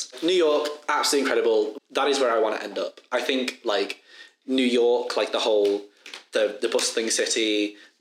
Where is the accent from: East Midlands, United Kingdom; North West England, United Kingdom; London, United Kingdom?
North West England, United Kingdom; the Wirral; I come from the Wirral, which isn't Liverpool. I live over the water from Liverpool.